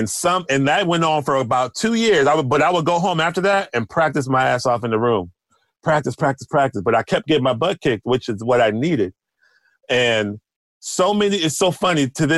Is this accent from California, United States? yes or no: no; Houston, Texas, United States; now in New York, United States; Because where I was coming from, I came from Houston. You know, I was like the best. I was one of the top in Houston.